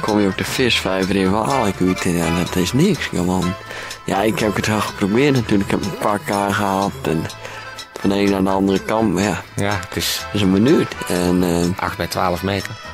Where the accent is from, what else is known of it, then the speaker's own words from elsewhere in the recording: Friesland, Netherlands; ik kom uit Friesland